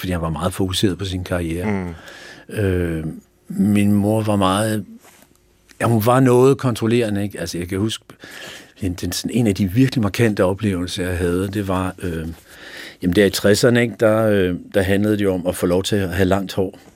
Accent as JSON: {"language": "Danish", "town": "Fredensborg", "region": "Capital Region of Denmark", "country": "Denmark", "tie": "born or raised there", "also_born_or_lived": "Sweden / Helsingør", "said": "er jeg vokset op i boet lidt i Helsingør, men, men, øh, min skolegang har jeg gået i Fredensborg"}